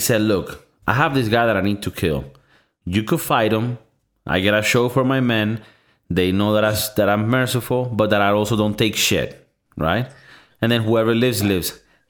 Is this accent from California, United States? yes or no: no; Florida, United States; No, I'm from Florida.